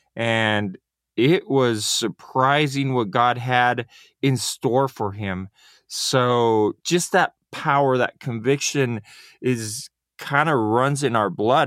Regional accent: Mexico; Mexico and my father just went in those footsteps, and that's where I was born

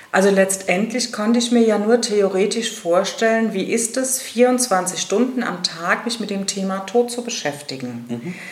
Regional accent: Rhenish Hesse, Rhineland-Palatinate, Germany; moved away as an adult; now in Darmstadt, Germany; bin gebürtige Rheinhessin und auch eine Grund- und Schollenfrau, also sehr mit meiner alten Heimat auch noch verwoben

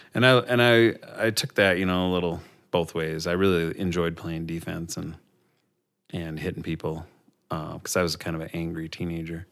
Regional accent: Robbinsdale, Minnesota, United States; also born or lived in Staples, Minnesota; I grew up in Robbinsdale, which is just outside of Minneapolis.

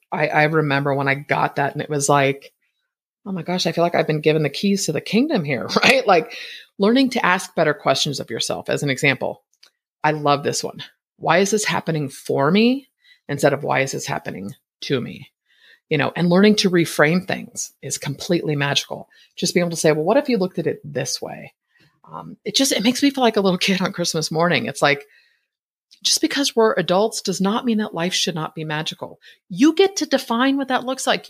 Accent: Bay Area, California, United States; moved away as an adult; now in Boise, United States; Born and raised in the Bay Area, I spent my entire adult life in Northern California.

